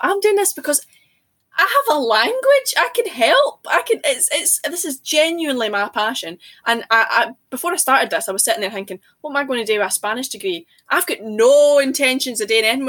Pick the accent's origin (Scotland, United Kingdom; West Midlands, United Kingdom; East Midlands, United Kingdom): Scotland, United Kingdom; accent: Scots; also born or lived in Dunblane / Glasgow / Fife / St Andrews